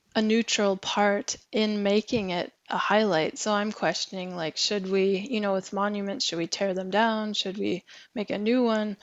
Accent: Alaska, United States; moved away as an adult; now in Norway; I'm I'm originally from from Alaska

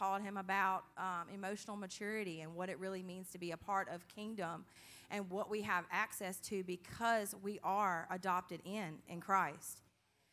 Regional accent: Hebert, Louisiana, United States; I grew up in Hebert, Louisiana.

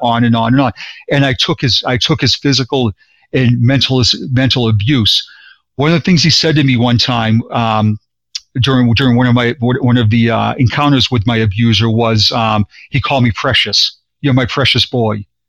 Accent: Boston, Massachusetts, United States; now in Florida, United States; born and raised in Boston, and I now live in Florida

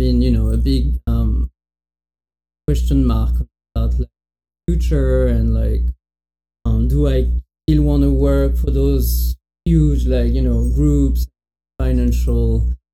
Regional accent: near Bordeaux, Médoc, Nouvelle-Aquitaine, France; English is a second language; moved away as an adult; now in United States; I'm from Bordeaux. I mean, close to Bordeaux, a very small town in the countryside. Exactly, more like the beginning of the Médoc

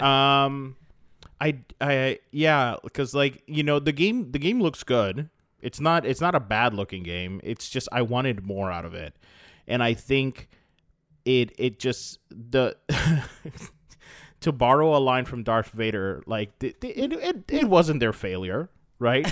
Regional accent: Florida, United States; we're, we're all from Florida

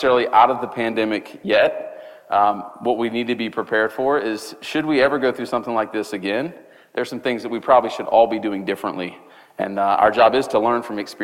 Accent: Charleston, United States; back in Charleston, which is my hometown

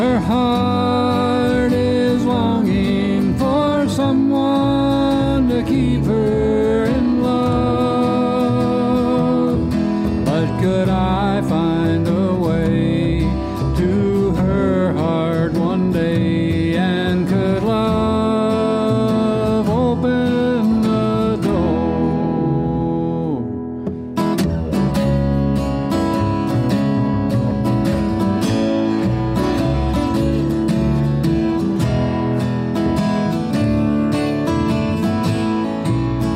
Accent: the Shoals, Lauderdale County, Alabama, United States; moved away as an adult; also born or lived in Florida / Virginia; Born and raised in the Shoals, Lauderdale County

